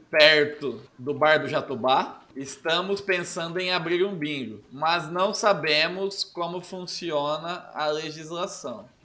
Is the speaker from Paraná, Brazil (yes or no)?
no; Brotas, São Paulo, Brazil; Sou natural de Brotas.